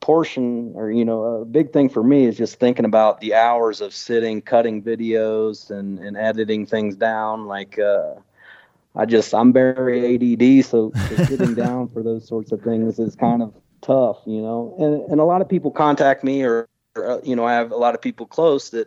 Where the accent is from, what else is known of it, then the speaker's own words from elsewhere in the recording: Grove City, Ohio, United States; moved away; also born or lived in Denver; I grew up outside of Grove City